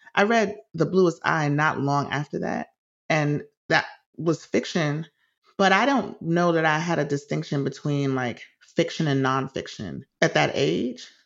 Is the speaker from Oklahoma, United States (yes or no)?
no; New York City, New York, United States; my childhood in the Bronx was great for the most part. I, I loved growing up in the city